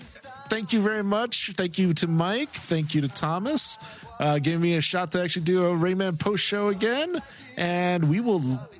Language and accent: English; Philippines; now in United States; I come from the Philippines.